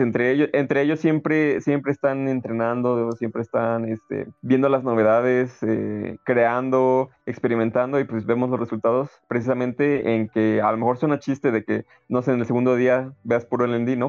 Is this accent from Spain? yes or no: no; Mexico; como mexicano